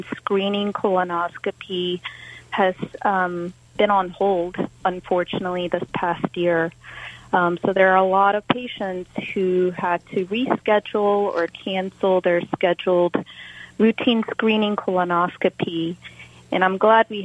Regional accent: Virginia, United States; moved away as an adult; also born or lived in South Korea / Baltimore, Maryland / Orlando, Florida; now in Pennsylvania, United States; But I grew up in Virginia

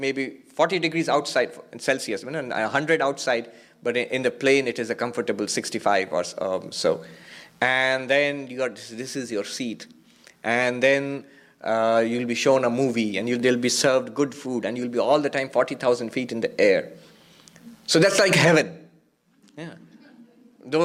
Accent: California, United States; The ego, I am a man, I am an American, I'm a Californian, I was about to say Texan, because I was in Texas last week

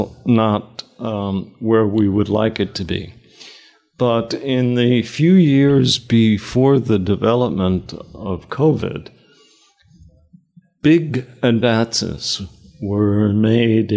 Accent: New York City, New York, United States; moved away as an adult; also born or lived in United Kingdom; I grew up in Queens, and my father ran a delicatessen

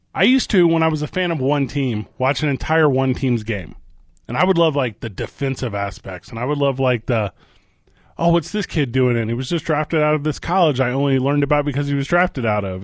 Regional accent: Midwest, United States; I grew up in the Midwest

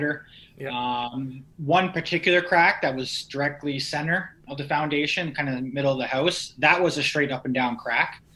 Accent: Niagara region, Ontario, Canada; I'm originally from the Niagara region

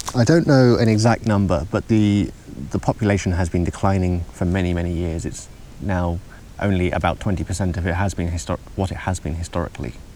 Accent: England, United Kingdom; moved away as an adult; now in Uppsala, Sweden; I come from England

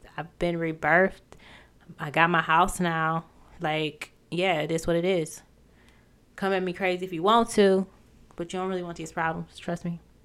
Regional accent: Michigan, United States; moved away as an adult; also born or lived in Ohio; I even moved back, you know, to my hometown

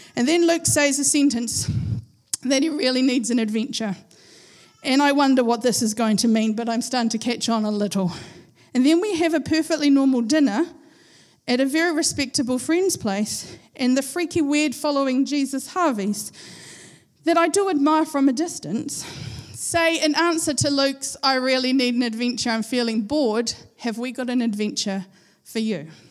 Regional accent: Christchurch, Canterbury, New Zealand; moved away as an adult; now in Napier, New Zealand; I've lived all my life, I was 42 years old at the time. I've lived 42 years in Christchurch. We are from Christchurch

